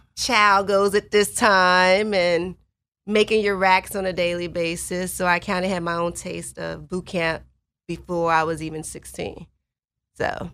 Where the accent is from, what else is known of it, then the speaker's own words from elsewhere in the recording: Chicago, Illinois, United States; moved away as an adult; I grew up on the South Side of Chicago